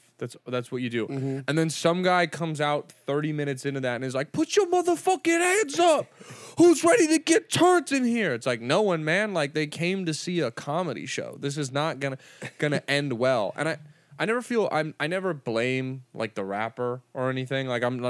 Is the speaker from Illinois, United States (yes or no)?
no; California, United States; LA comics, even though we're from Orange County